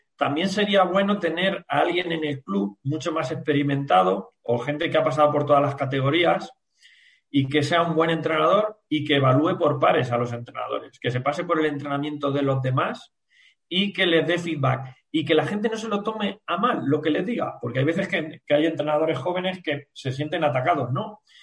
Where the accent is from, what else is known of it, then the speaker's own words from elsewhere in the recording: La Roda, Castilla-La Mancha, Spain; pues yo que soy de la Roda